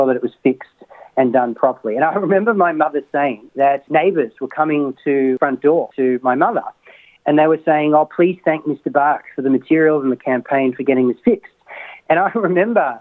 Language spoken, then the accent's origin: English; Sydney, New South Wales, Australia; I was born in Sydney. I'm a Masada College graduate.